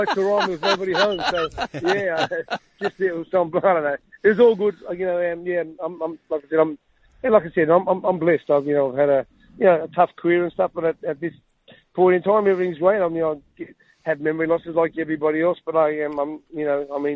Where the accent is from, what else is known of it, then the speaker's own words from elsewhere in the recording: Australia; I'm Australian